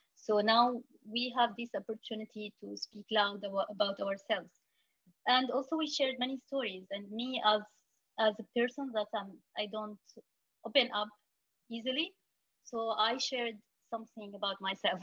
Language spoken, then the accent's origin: English; Syria; now in Lebanon; we used to be afraid telling people like I am from Syria.